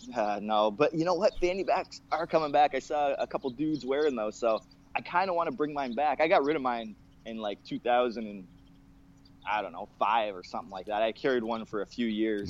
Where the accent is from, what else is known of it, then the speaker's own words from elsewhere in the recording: Canada; I'm a Canadian, Canadian